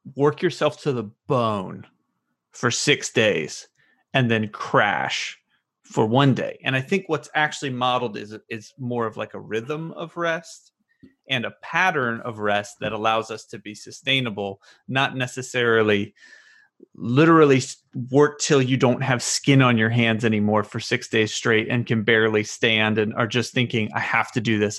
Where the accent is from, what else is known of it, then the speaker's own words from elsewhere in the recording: the South, United States; all of us growing up in the South